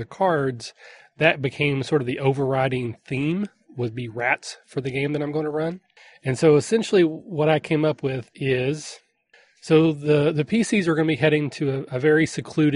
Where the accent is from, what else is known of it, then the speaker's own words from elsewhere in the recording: Kentucky, United States; I'm from Kentucky